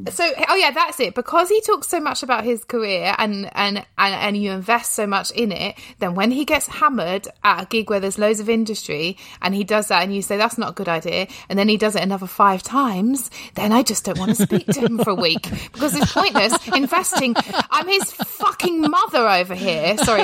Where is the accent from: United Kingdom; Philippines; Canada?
United Kingdom; England; I'm English.